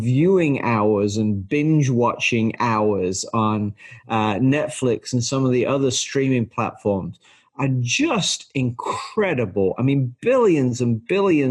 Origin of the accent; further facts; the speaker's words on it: England, United Kingdom; now in United States; when I was in elementary school in England